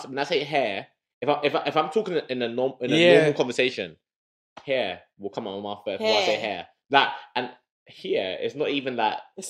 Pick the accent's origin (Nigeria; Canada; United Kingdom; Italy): Nigeria; moved away; I remember when I came out from Nigeri